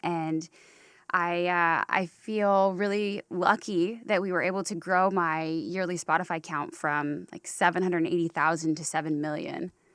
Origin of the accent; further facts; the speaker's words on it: Durham Chapel Hill area, North Carolina, United States; now in Los Angeles, United States; I grew up in the Durham Chapel Hill area.